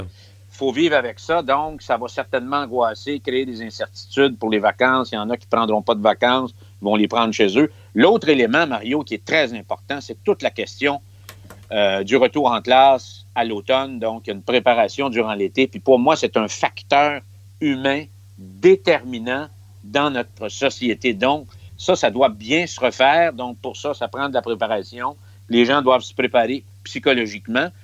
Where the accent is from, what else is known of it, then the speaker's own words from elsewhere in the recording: Quebec, Canada; chez nous au Québec